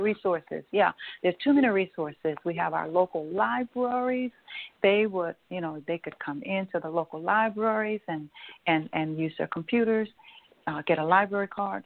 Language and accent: English; Louisiana, United States; here in Louisiana, Baton Rouge, and in my hometown as well